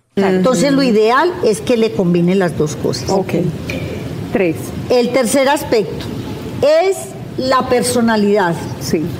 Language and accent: Spanish; Paisa region, Antioquia, Colombia; yo soy paisa